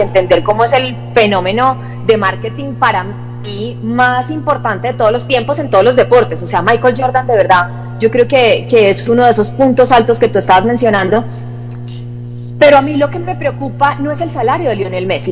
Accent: Santander, Colombia; moved away; mi tierra

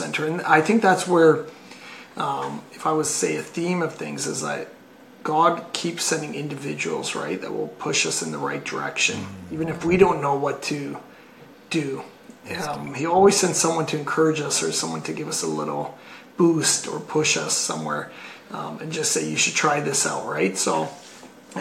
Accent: Canada; coming from Canada, we kind of were very international

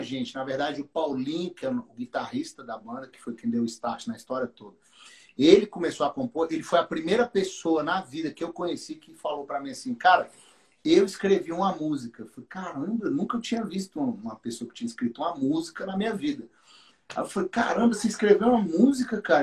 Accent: Taguatinga, Federal District, Brazil; Taguatinga, que é a cidade onde eu nasci e os meninos nasceram. E a gente era da Assembleia de Deus de Taguatinga

